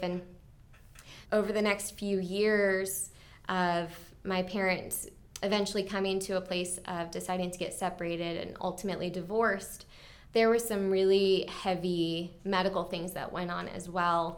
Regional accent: Mount Airy, Maryland, United States; also born or lived in Clarksburg, Maryland; So, I grew up, um, in Clarksburg for the very, like, young, young years of my life, and then we moved, um, to Mount Airy.

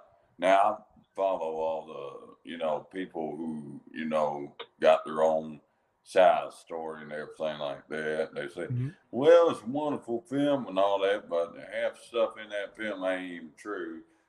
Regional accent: Kentucky, United States; I'm from Kentucky.

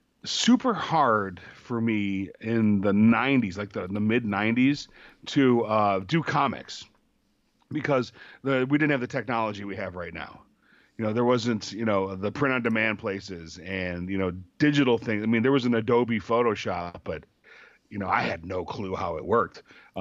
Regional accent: Michigan, United States; I grew up in Michigan, and in mid Michigan, and pretty rural town.

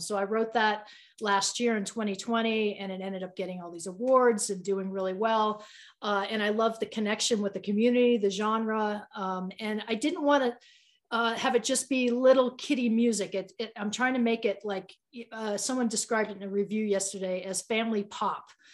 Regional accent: Boston, Massachusetts, United States; now in Boulder, United States; I'm from Boston

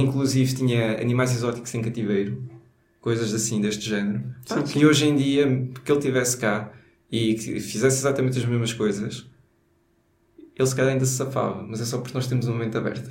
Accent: Alentejo, Portugal; accent: Alentejano; now in Lisbon, Portugal; vai ser só sotaque alentejano aqui

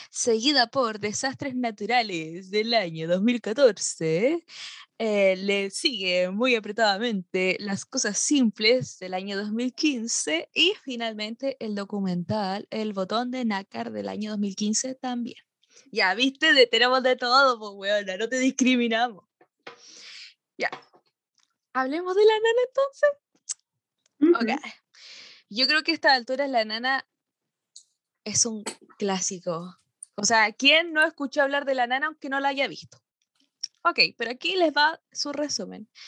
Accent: Chile

